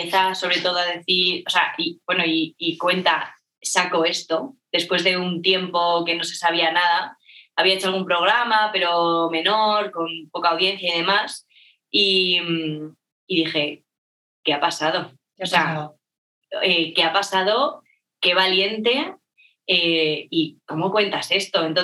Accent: Madrid, Community of Madrid, Spain; also born or lived in Barcelona; soy, soy de Madrid

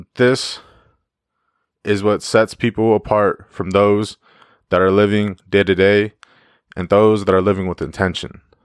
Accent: Yakima, Washington, United States; my hometown

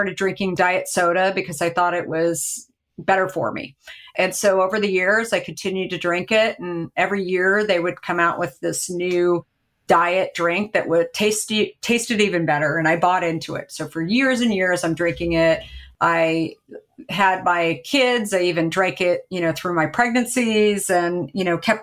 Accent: Arizona, United States; now in Marin County, United States; I grew up in Arizona.

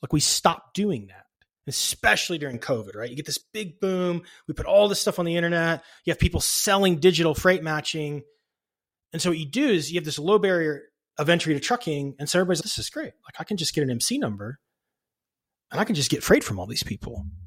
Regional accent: a suburb of Dallas, Texas, United States; I grew up in a suburb of Dallas, Texas

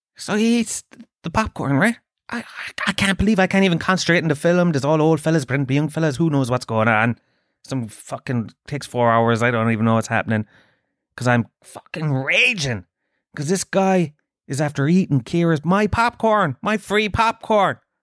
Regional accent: Tralee, Munster, Ireland; I'm from Trilleen.

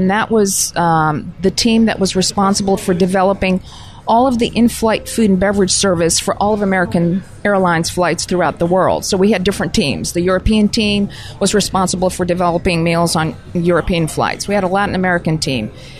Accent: Pakistan; born there; also born or lived in all over the world; Growing up overseas, I was born in Pakistan and grew up all over the world, and really got tremendous exposure to various cultures everywhere

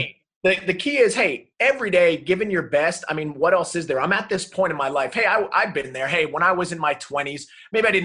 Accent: New Jersey, United States; moved away; also born or lived in South Carolina; And that all started in New Jersey, you know, not far outside of New York City. That's where I grew up.

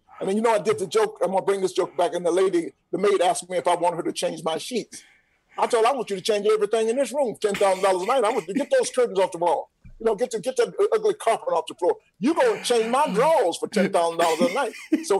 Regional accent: Atlanta, Georgia, United States; Rashawn, you may not know this, but I'm born and raised in Atlanta.

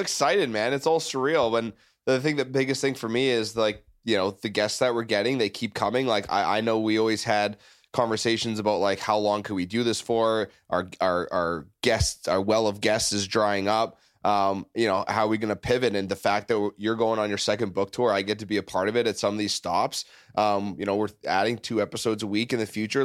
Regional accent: Canada; now in United States; I've been here for fifteen years. I'm from Canada, neighboring country

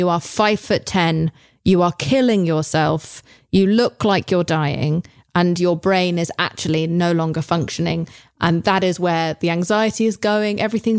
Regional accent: England, United Kingdom; I'm English.

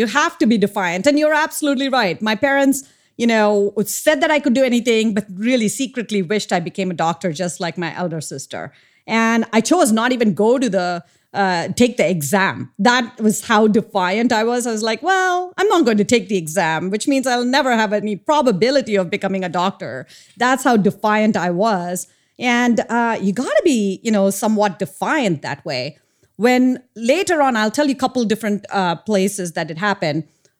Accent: India; So I grew up in India, and I grew up in a super small town.

